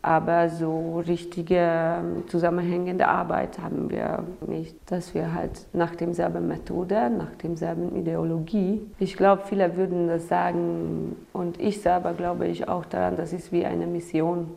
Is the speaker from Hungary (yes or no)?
yes; Hungary; German is a second language; now in Romania; Ich komme ursprünglich aus Ungarn